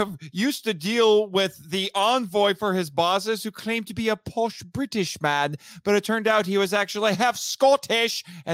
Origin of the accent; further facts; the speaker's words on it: Indiana, United States; my home state of Indiana.